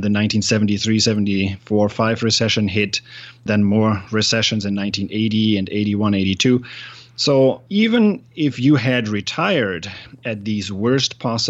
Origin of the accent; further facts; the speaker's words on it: Germany; English is a second language; I'm from Germany originally.